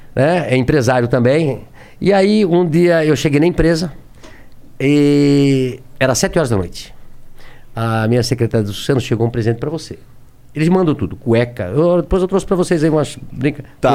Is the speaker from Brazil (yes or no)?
yes; Brusque, Santa Catarina, Brazil; born or raised there